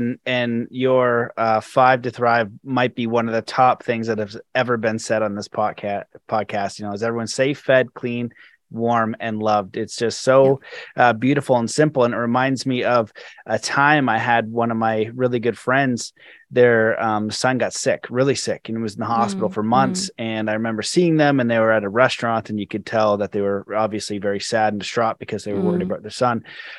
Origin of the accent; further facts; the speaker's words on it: Canada; I moved in the mountains and I also know that it's cold and I'm Canadian and it gets cold every year since I've been alive.